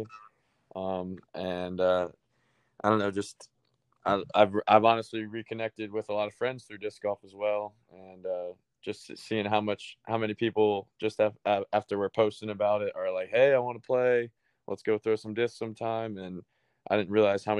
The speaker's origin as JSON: {"language": "English", "town": "St. Petersburg", "region": "Florida", "country": "United States", "said": "I'm from St. Petersburg, Florida"}